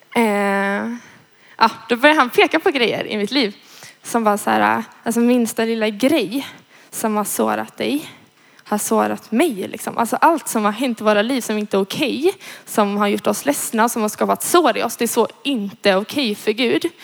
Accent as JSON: {"language": "Swedish", "town": "Gothenburg", "region": "Västra Götaland", "country": "Sweden", "said": "jag kommer från Göteborg, eh, är 20 år"}